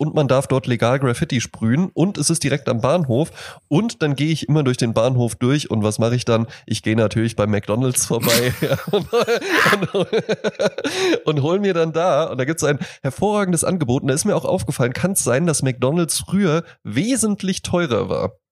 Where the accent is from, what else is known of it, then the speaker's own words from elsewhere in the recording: Rhine-Main area, Hesse, Germany; ich komme ja halt aus dem Rhein-Main-Gebiet